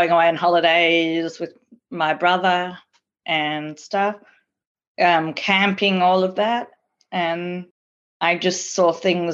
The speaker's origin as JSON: {"language": "English", "town": "Melbourne", "region": "Victoria", "country": "Australia", "tie": "born or raised there", "also_born_or_lived": "Prahran", "said": "I grew up in the Jewish community of Caulfield, East St Kilda, South Crawford, but I was originally living in Paran from the age of, up to the age of 5, and then I moved to East St Kilda"}